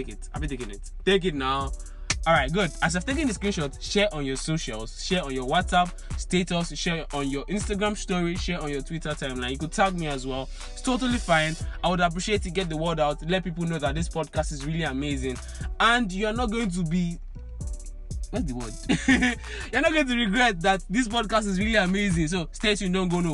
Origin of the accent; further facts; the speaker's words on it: Agege, Lagos, Nigeria; I'm an agege boy